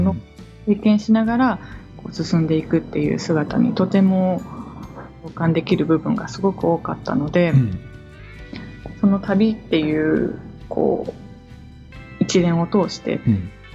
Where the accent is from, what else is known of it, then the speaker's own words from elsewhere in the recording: Niigata, Japan; moved away as an adult; also born or lived in Tokyo / Kagawa; 出身は新潟市なんです